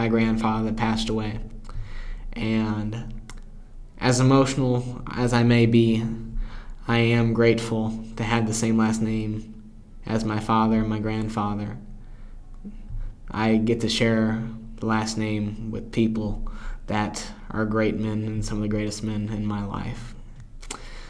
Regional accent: Carbondale, Illinois, United States; he's about 20 minutes away from me in my hometown

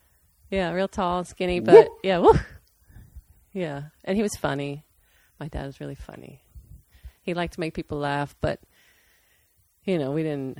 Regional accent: Ohio, United States; also born or lived in Aurora, Colorado; So my mom and dad, we moved to Colorado three times from Ohio because my dad was in construction and there were a lot of construction jobs back in the 70s and 80s in Colorado. And I lived in Aurora each time, which was a suburb of Denver.

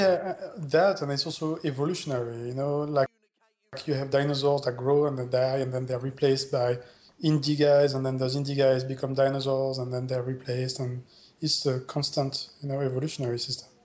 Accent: Montpellier, Occitania, France; moved away as an adult; also born or lived in Netherlands; my hometown, you know, uh, Montpellier, South France

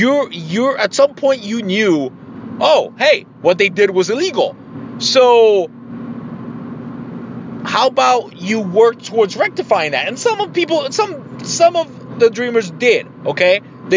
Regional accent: Mexico; now in United States; I became a U.S. citizen, but I was born in Mexico.

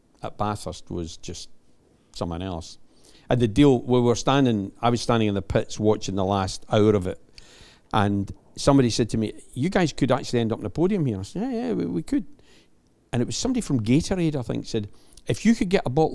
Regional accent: Scotland, United Kingdom; I'm the Scotsman

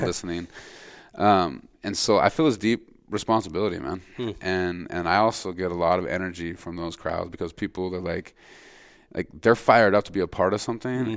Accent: Montana, United States; my home state of Montana

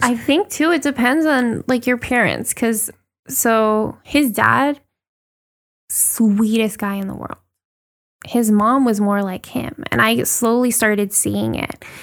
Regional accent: Puerto Rico; growing up in Puerto Rico the way that we did

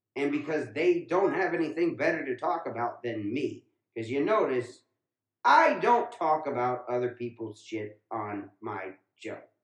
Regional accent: Ohio, United States; when I was growing up in Ohio.

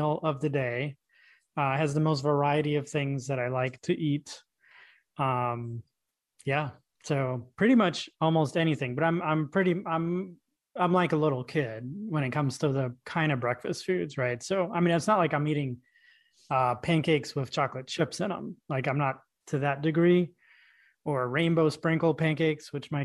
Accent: New York City, New York, United States; I grew up in New York City

